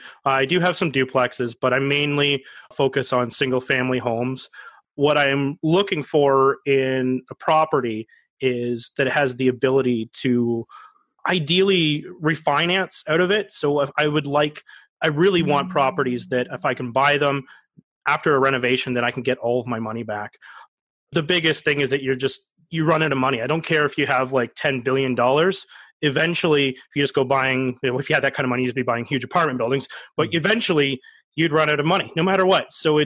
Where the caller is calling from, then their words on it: Cambridge, Ontario, Canada; I live in Cambridge, Ontario.